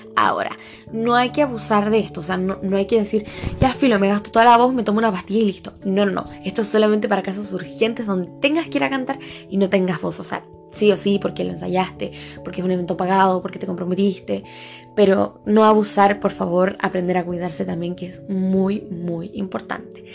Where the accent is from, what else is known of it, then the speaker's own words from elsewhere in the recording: Chile; yo soy de Chile